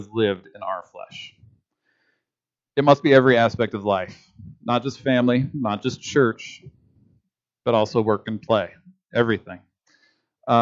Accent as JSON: {"language": "English", "region": "Kansas", "country": "United States", "said": "as a Kansan"}